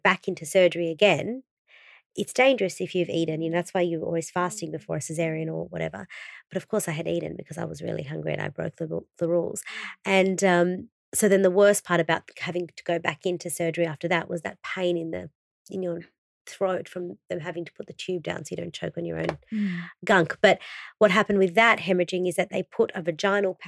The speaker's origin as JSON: {"language": "English", "country": "Brazil", "tie": "born or raised there", "said": "I was born in Brazil and Vida means life in Portuguese."}